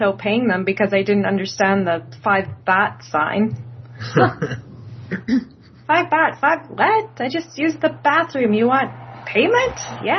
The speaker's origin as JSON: {"language": "English", "country": "Canada", "said": "if people ask me what nationality I am, I hand them, like, 12 labels. It's like, am I just Canadian now?"}